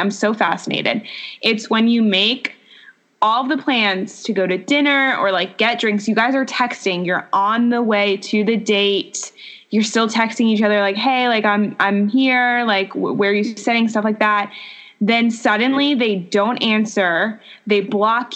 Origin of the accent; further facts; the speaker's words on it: Long Island, New York, United States; moved away; I'm originally from New York, from Long Island